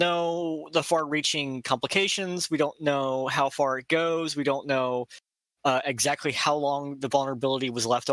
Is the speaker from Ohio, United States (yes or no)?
yes; Quincy, Ohio, United States; also born or lived in Bellefontaine, Ohio; I grew up in Quincy, Ohio, which is only 15 minutes away from Bellefontaine.